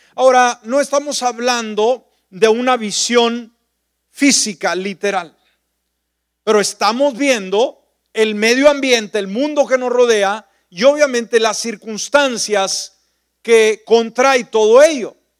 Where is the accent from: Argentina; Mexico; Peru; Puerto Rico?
Mexico; northern Mexico; moved away; mi pueblo, a la cabalgata, eh, pues toda la gente andaba de sombrero, de botas, la tradición, la parte norte de la República Mexicana, el lugar donde yo nací.